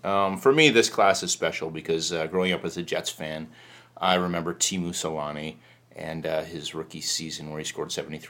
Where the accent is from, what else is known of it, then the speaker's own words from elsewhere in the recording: Canada; I mean, I guess being Canadian